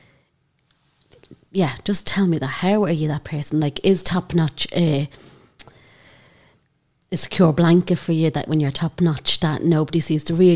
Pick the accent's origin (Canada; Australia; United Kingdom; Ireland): Ireland; I'm from Prizewood as well